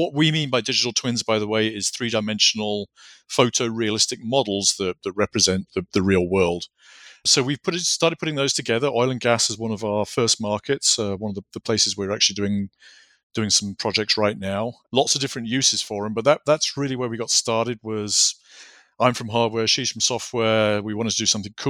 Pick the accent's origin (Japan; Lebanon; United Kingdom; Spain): United Kingdom; moved away; I grew up just outside of London.